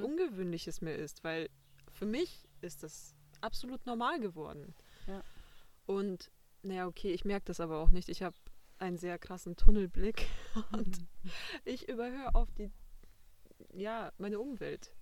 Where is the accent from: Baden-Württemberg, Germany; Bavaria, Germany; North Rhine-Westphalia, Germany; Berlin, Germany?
Bavaria, Germany; Passau; ich bin aus Passau